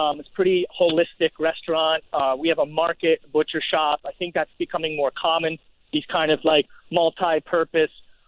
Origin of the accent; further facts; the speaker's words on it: New York City, New York, United States; I was in my hometown